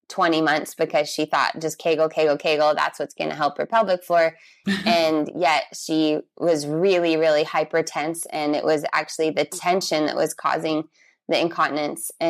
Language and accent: English; San Diego, California, United States; also born or lived in Brazil; I am from California, from San Diego, but I lived all over the world. And the last place I lived was Brazil for eight years before I moved back here to California.